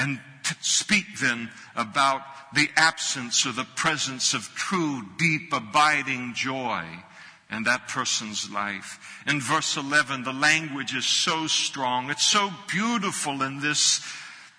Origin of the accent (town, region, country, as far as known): United States